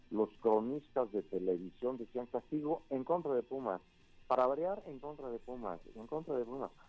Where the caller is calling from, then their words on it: Toluca, State of Mexico, Mexico; Buenos días … de la ciudad de Toluca.